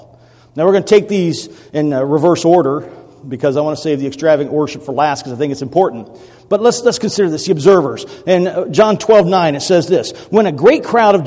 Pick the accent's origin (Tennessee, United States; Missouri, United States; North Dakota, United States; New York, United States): Tennessee, United States; Millington; My hometown is Millington, Tennessee